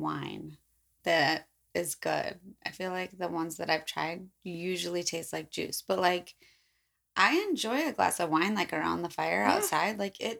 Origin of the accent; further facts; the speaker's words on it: near Palatine, Illinois, United States; it's very close to my hometown. And a portion of the story happens literally across the street from one of the houses I lived in.